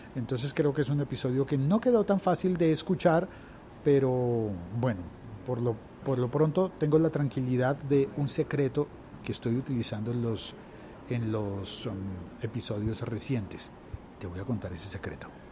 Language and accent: Spanish; Colombia; en mi país